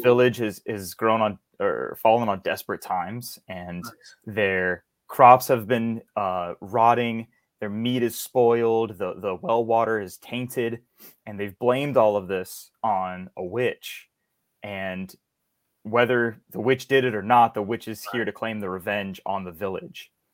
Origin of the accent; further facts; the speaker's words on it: Hammond, Louisiana, United States; I come from Louisiana, small town uh, called Hammond. It's uh, about an hour outside of New Orleans.